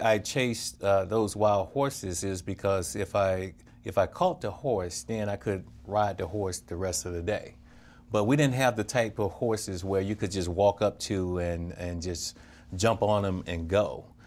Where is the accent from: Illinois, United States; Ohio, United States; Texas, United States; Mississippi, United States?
Mississippi, United States; Crawford; growing up in Crawford, Mississippi, it's just like all family